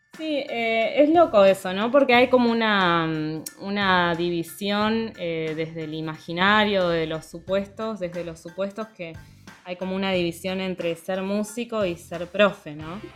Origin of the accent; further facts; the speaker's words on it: Neuquén, Argentina; moved away as an adult; also born or lived in La Plata; now in Buenos Aires, Argentina; soy de Neuquén y ahora estoy viviendo en Buenos Aires